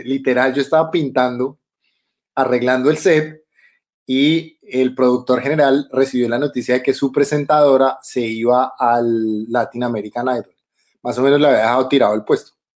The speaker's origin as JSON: {"language": "Spanish", "region": "Bogotá", "country": "Colombia", "tie": "born or raised there", "moved": "as an adult", "lives_now": "Germany", "said": "chapinero, chapinero, soy totalmente chapinero. Uno nací en una clínica que ya no existe, que se llama la David Restrepo."}